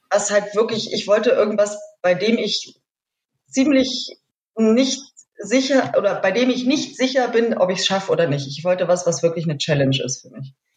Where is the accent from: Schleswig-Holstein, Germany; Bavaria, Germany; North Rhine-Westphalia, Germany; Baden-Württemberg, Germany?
Bavaria, Germany; Munich; ich bin gar nicht aus der Ecke, ich bin aus München.